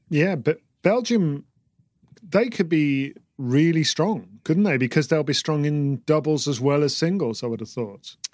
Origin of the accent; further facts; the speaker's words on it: United Kingdom; I'm British